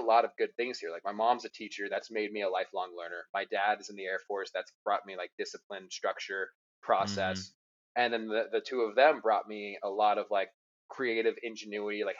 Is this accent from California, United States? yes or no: yes; Murrieta, California, United States; I was born in California in a town called Murrieta, which is about an hour north of San Diego